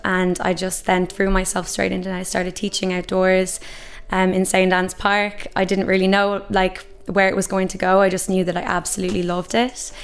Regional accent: Ireland; who we are as Irish people

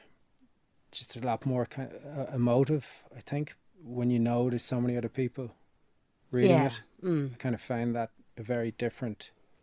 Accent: Cooley Peninsula, County Louth, Ireland; growing up in the Cooley Peninsula

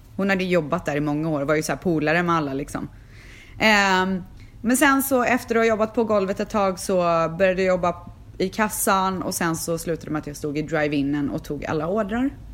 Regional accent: Sweden; moved away as an adult; now in Los Angeles, United States; jag är frisör, jag är från Sverige

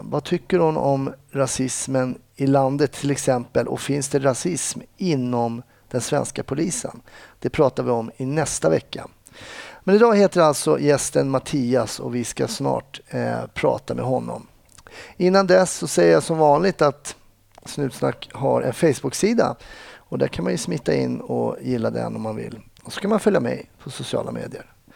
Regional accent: Stockholm, Stockholm County, Sweden; jag växte upp eh, eh, söder om Söder i Stockholm

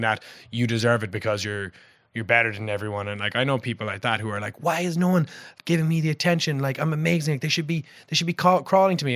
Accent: Passage West, Munster, Ireland; I grew up in Passage West.

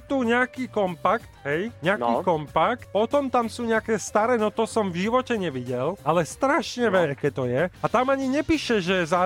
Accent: Košice, Košice Region, Slovakia; Som z Košíc.

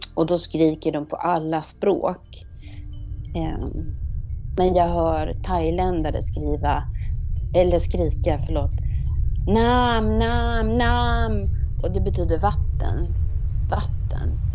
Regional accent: Sweden; här hemma i Sverige

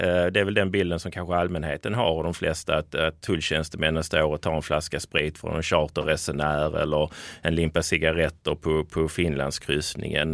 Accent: Skåne, Sweden; accent: Scanian; jag är en glad skåning i mina bästa år

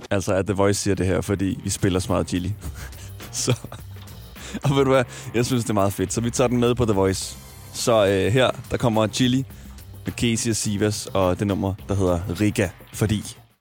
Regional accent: Smørum, Capital Region of Denmark, Denmark; also born or lived in Nørrebro, Copenhagen; now in Copenhagen, Denmark; Jeg voksede op i Smørum, en lille by.

